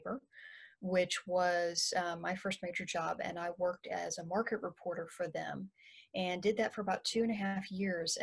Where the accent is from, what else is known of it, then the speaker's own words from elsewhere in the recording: Lubbock, Texas, United States; now in northeast Texas, United States; But I actually grew up in West Texas, and specifically I grew up in the Lubbock area